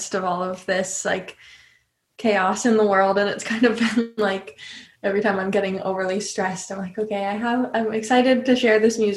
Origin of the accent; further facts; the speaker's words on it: California, United States; moved away as an adult; also born or lived in Boston / Nashville; I grew up in California